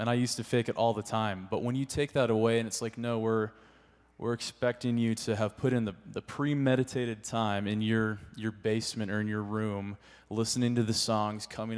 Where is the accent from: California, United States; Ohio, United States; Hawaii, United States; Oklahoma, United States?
California, United States; moved away; I'm from California, and I started leading at this church.